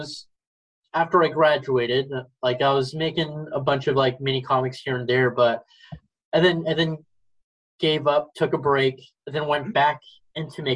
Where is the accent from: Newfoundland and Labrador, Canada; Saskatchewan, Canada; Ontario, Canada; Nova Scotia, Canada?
Ontario, Canada; Brampton and Mississauga, outside Toronto; I grew up in the suburbs of Brampton and Mississauga, which are neighboring outside of Toronto